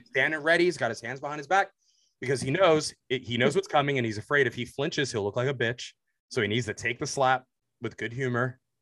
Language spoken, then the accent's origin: English; New Jersey, United States; I grew up in Jersey.